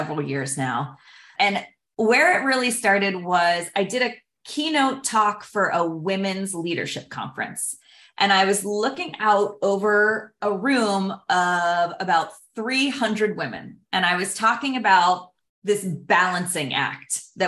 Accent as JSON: {"language": "English", "town": "Pittsburgh", "region": "Pennsylvania", "country": "United States", "tie": "born or raised there", "moved": "yes", "lives_now": "San Diego, United States", "said": "I grew up in Pittsburgh, Pennsylvania"}